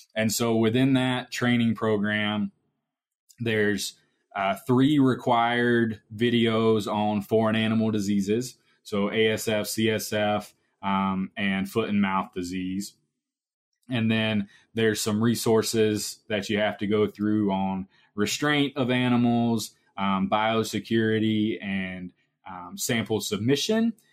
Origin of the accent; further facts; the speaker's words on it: Georgia, United States; moved away as an adult; now in Iowa, United States; I'm originally from Georgia and now at Iowa State University